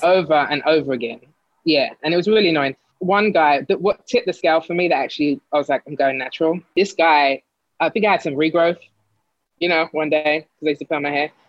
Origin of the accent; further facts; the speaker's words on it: London, United Kingdom; moved away as an adult; also born or lived in Greenwich / Sydenham; now in New York, United States; born in born in Greenwich, um, but lived in Lewisham my whole life up until I moved here.